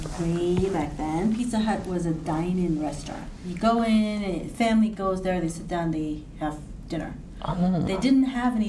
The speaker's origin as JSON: {"language": "English", "country": "Hong Kong", "tie": "born or raised there", "said": "Okay, so this is terrible, but growing up in Hong Kong"}